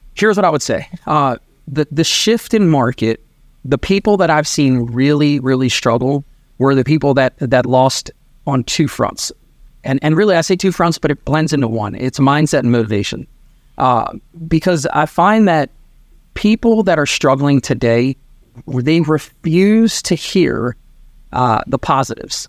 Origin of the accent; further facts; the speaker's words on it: Maryland, United States; also born or lived in New York / Sarasota, Florida; born in New York. I grew up in Maryland